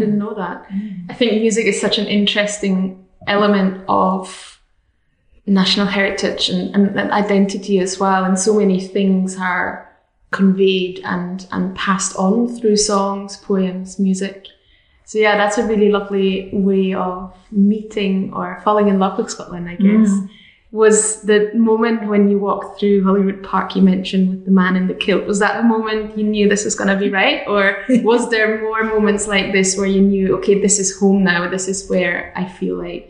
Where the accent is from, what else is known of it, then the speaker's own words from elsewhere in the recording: Austria; Certainly not where I'm from. I'm from Austria. I wish we had a concept like this at home.